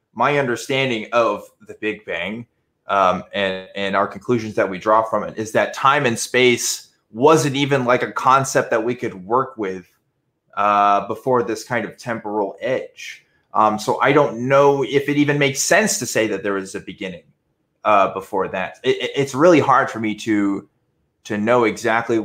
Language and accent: English; Waco, Texas, United States; growing up in Waco, I did know a lot of them